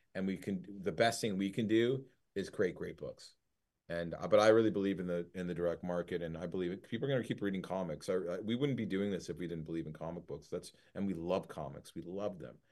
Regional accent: Detroit, Michigan, United States; my dad is Lebanese and my mom's, like, from Ohio. And growing up in Detroit

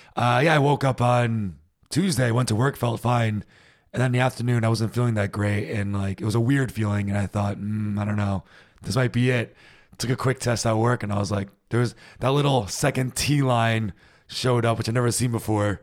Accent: United States; now in Germany; as an American

